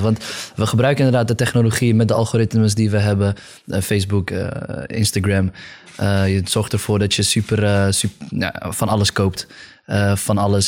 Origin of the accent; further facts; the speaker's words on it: Friesland, Netherlands; Ik kom uit Friesland